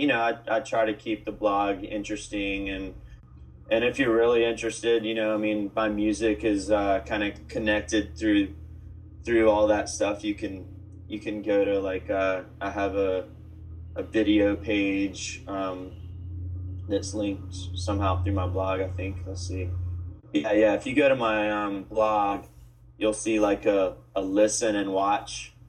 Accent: Charleston, South Carolina, United States; accent: Southern; moved away as an adult; now in San Francisco, United States; my hometown, Charleston, South Carolina

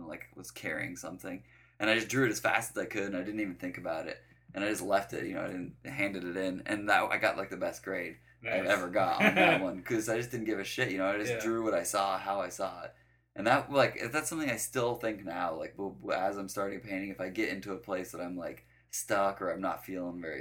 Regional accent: Denver, Colorado, United States; I grew up in Denver, Colorado

